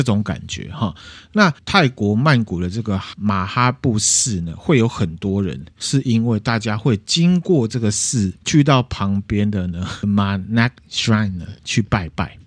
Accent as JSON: {"language": "Chinese", "country": "Taiwan", "said": "我们台湾人"}